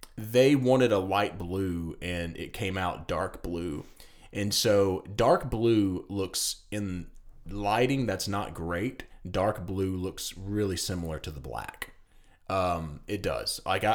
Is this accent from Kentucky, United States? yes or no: no; Tennessee, United States; I'm from Tennessee.